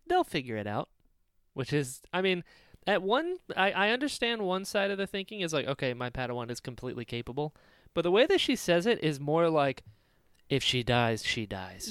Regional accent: North Carolina, United States; I'm from North Carolina.

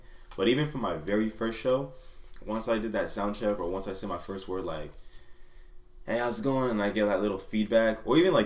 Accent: Anaheim, California, United States; also born or lived in Fullerton; Back in Anaheim, grew up, born and raised in Anaheim

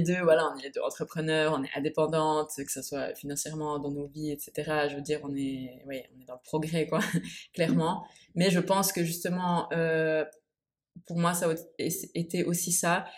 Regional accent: Switzerland; moved away as an adult; now in Bali, Indonesia; je suis suisse

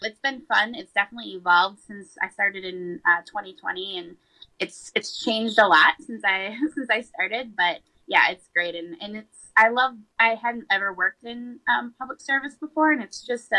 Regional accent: Sartell, Minnesota, United States; I grew up in Sartell

